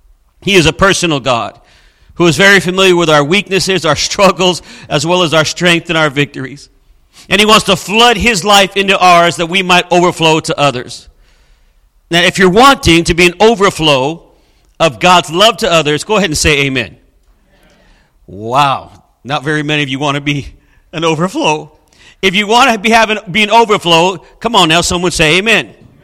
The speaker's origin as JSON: {"language": "English", "region": "Southern California", "country": "United States", "tie": "born or raised there", "moved": "as an adult", "lives_now": "Springfield, United States", "said": "I was brought up in Southern California, and basically Southern California is a desert."}